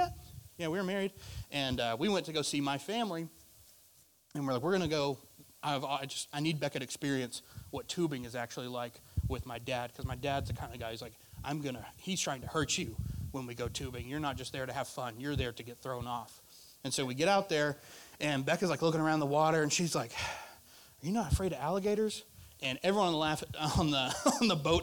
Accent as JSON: {"language": "English", "region": "Arkansas", "country": "United States", "moved": "yes", "lives_now": "Florida, United States", "said": "I'm from Arkansas"}